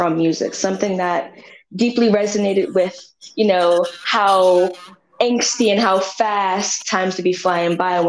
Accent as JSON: {"language": "English", "town": "Philadelphia", "region": "Pennsylvania", "country": "United States", "tie": "born or raised there", "also_born_or_lived": "Shaker Heights, Cleveland, Ohio", "moved": "yes", "said": "I grew up in a community in West Philadelphia that was poor"}